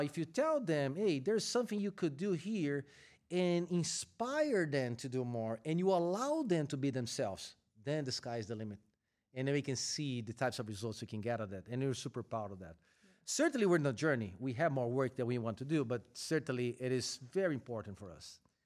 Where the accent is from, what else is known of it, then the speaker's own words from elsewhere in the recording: Brazil; moved away as an adult; now in United States; I am originally from Brazil, where I started my career with Eaton. Then I got a chance to relocate to the U S